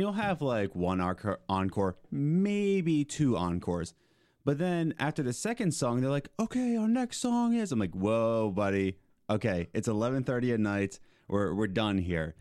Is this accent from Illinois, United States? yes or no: no; Philadelphia, Pennsylvania, United States; moved away as an adult; also born or lived in Lancaster; I grew up in Philly